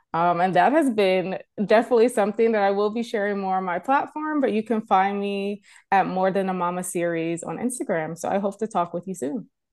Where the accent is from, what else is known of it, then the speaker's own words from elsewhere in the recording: United States; moved away as an adult; now in Canada; I am a American born, um, but I'm a Canadian resident now